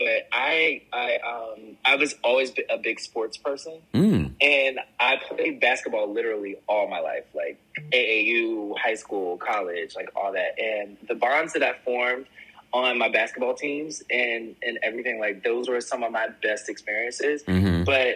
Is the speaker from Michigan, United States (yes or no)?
no; Willingboro, New Jersey, United States; growing up in Willingboro